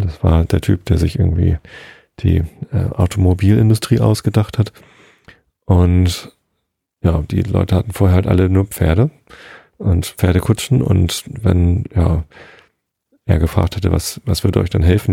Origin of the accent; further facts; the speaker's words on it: Hamburg, Germany; Bei uns in Hamburg